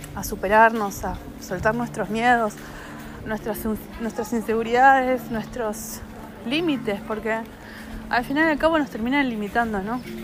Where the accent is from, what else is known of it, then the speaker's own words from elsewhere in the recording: Argentina; yo soy argentina